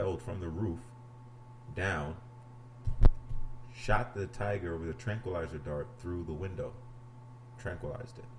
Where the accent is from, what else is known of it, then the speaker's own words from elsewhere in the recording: New York City, New York, United States; moved away; I'm from New York City, for those that don't know. Harlem, to be exact